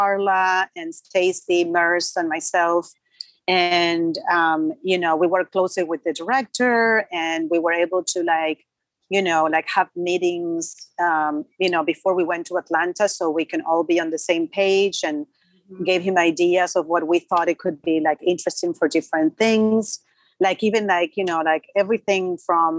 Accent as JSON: {"language": "English", "country": "Argentina", "tie": "born or raised there", "second_language": "English", "moved": "yes", "said": "I grew up in Argentina. I grew up watching Eddie Murphy. I was a little girl"}